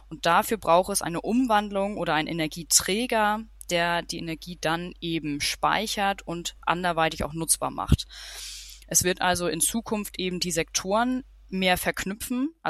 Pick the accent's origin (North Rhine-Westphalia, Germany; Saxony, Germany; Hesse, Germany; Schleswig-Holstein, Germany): Schleswig-Holstein, Germany; also born or lived in Denmark; Ähm, ich bin aufgewachsen in Schleswig-Holstein, relativ nah an der dänischen Grenze, also in Nähe Flensburg, aber sehr ländlich. Bin da auch zu dänischen Kindergarten, dänische Schule äh, gegangen, also gehörte der dänischen Minderheit an. Hab sieben Jahre in Dänemark gewohnt.